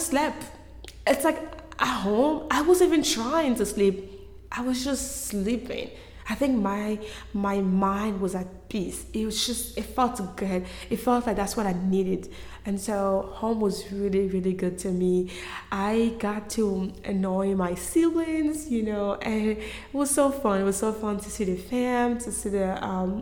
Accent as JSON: {"language": "English", "country": "Côte d’Ivoire", "tie": "born or raised there", "moved": "yes", "said": "I am from Ivory Coast. I was born and raised in Cote d'Ivoire."}